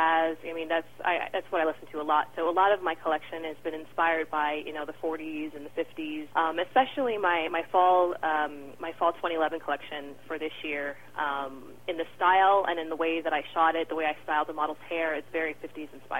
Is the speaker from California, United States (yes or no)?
yes; San Diego, California, United States; where I grew up in San Diego